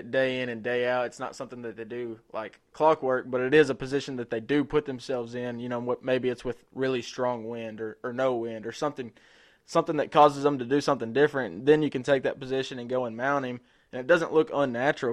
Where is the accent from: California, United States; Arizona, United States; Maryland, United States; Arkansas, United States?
Arkansas, United States; I'm being from Arkansas